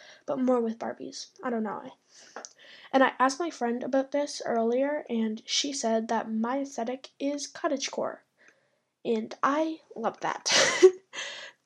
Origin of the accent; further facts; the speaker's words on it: Canada; I live in Canada. I am Canadian